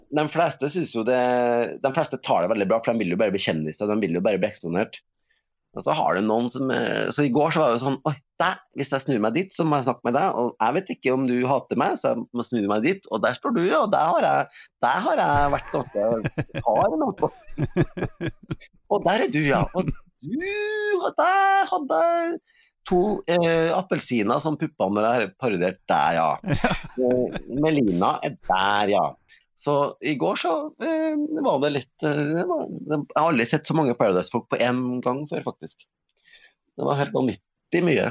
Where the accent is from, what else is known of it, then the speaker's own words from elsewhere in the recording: Norway; moved away; der jeg kommer fra Øverfjorden, det var tomt